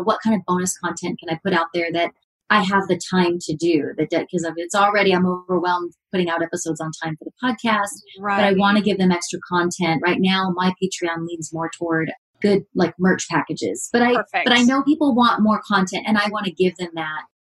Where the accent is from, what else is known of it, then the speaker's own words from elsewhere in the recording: Redlands, California, United States; people from my hometown